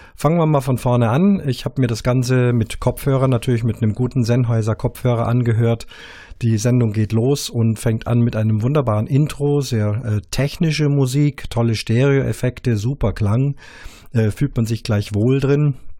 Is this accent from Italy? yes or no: no; Munich, Bavaria, Germany; mir als als Bayer, als Münchner